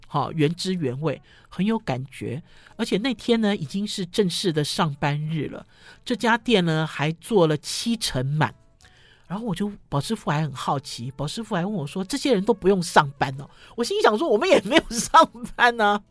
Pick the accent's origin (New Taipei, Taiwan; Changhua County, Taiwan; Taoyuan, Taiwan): New Taipei, Taiwan; Sanchong; 我从小虽然住在三重，哈，跨过了，呃，中心桥